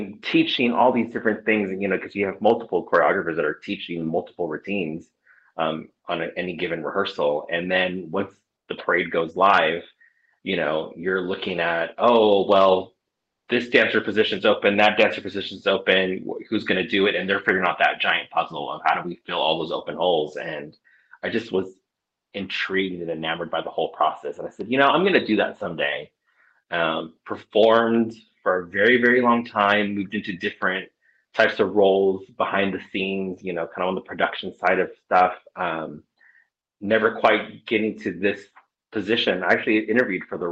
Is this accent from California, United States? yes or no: yes; Southern California, United States; also born or lived in Orange County, California; I've been born and raised in Southern California all of my life.